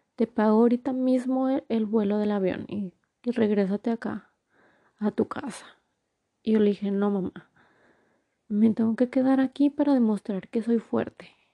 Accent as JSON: {"language": "Spanish", "town": "Torreón", "region": "Coahuila", "country": "Mexico", "also_born_or_lived": "Durango, Mexico / Mexico City, Mexico", "moved": "as an adult", "lives_now": "New Jersey, United States", "said": "soy de México, de la ciudad de Torreón, Coahuila. Actualmente vivo en New Jersey."}